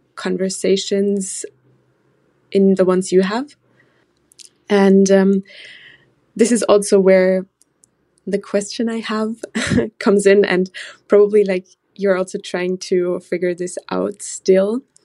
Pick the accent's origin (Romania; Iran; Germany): Germany; moved away as an adult; now in Netherlands; I'm originally from Germany, uh, but a student right now in the Netherlands.